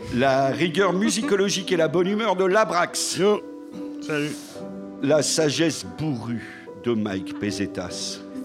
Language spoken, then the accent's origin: French; Lyon, Auvergne-Rhône-Alpes, France; j'ai grandi à Lyon dans les années 80